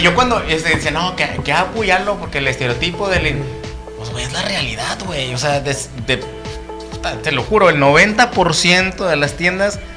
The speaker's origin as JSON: {"language": "Spanish", "country": "Mexico", "also_born_or_lived": "United States", "moved": "yes", "said": "aquí en México"}